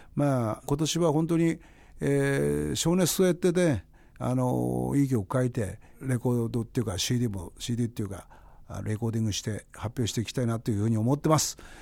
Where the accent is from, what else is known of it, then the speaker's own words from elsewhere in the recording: Kurihara, Miyagi, Japan; 俺の地元はさっきも言った栗原市